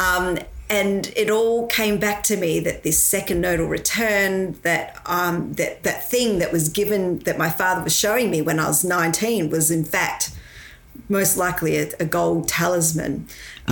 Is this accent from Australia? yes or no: yes; Victoria, Australia; also born or lived in Malaysia; I was born in Malaysia. And um, when I was, uh, I guess, seven years old, I moved over to Australia.